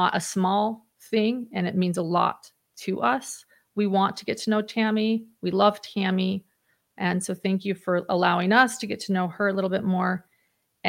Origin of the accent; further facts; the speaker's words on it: Mountain West, United States; moved away; my hometown, you know, in the Mountain West